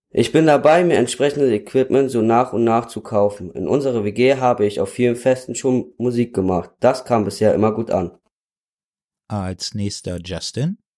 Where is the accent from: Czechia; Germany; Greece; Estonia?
Germany; Berlin; now in Henstedt, Germany; ich bin 15 Jahre alt und wohne in Henstedt und bin hier im WPO podcast von Herrn Voss. Ich komme aus Berlin.